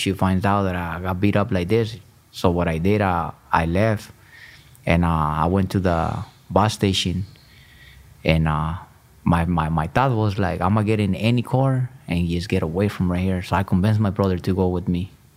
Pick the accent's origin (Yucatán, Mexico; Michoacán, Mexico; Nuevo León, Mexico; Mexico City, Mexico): Michoacán, Mexico; I was born in Michoacan, Mexico.